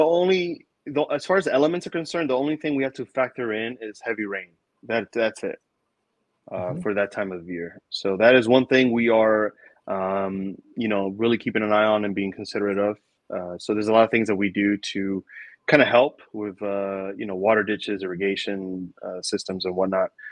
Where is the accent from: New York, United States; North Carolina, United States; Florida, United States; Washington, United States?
New York, United States; New York City; I grew up in New York City